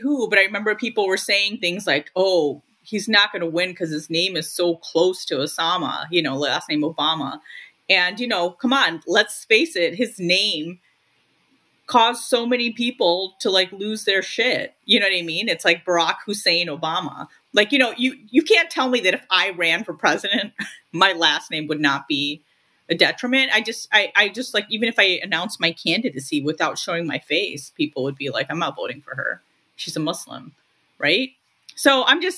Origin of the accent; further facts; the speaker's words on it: Lincolnwood, Illinois, United States; I grew up in Lincolnwood